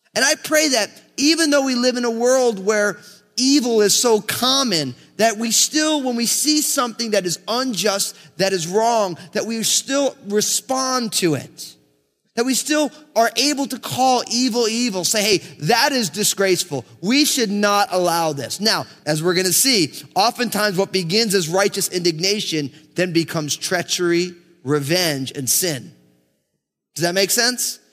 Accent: United States; I grew up in America

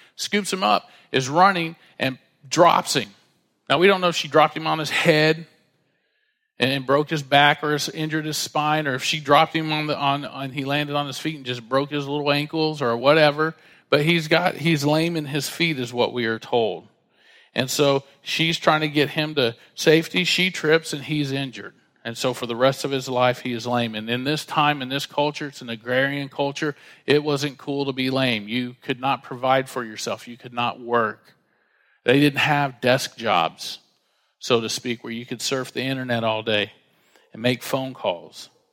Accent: Dallas, Texas, United States; We grew up together in Dallas

